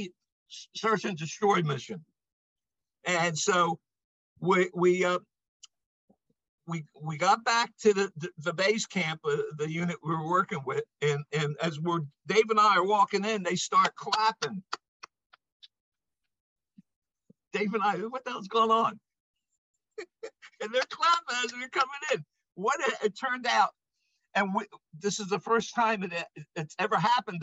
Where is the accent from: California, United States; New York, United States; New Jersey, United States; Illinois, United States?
New Jersey, United States; I'm from New Jersey.